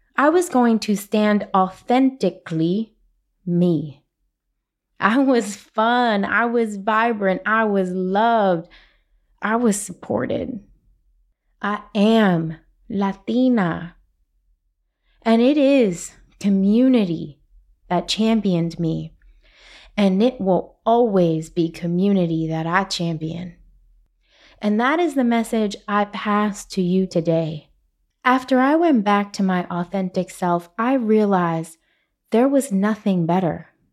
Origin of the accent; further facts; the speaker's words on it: New York City, New York, United States; I'm from Brooklyn. We speak with our hands